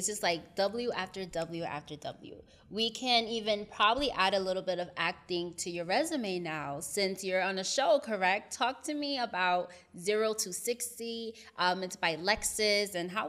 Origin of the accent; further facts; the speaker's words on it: United States; I'm from up north. I'm from New Jersey, New York.